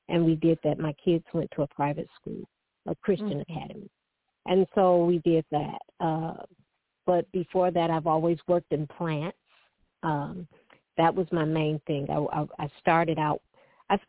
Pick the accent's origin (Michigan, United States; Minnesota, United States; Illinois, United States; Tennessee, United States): Michigan, United States; Detroit; I was born and raised in Detroit